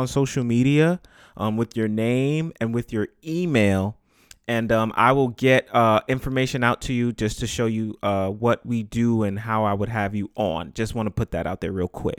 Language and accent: English; New York City, New York, United States; I'm from the Bronx.